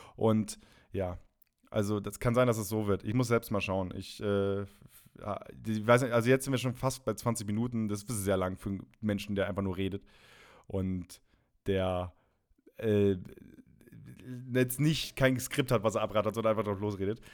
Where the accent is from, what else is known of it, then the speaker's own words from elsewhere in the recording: Friesland, Lower Saxony, Germany; moved away; aus Friesland, Raderland sein, da wo ich, wo ich herkomme